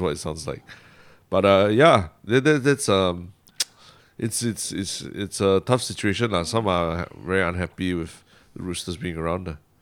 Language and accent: English; Singapore